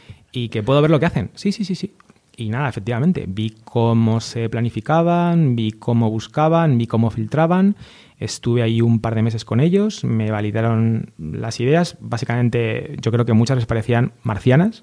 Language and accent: Spanish; A Coruña, Galicia, Spain; los dos somos gallegos, él es de Vigo, yo de Coruña